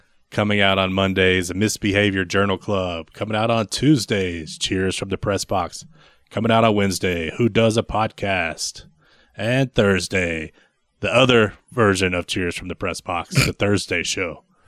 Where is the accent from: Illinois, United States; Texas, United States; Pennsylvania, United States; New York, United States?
Texas, United States; I'm from Texas.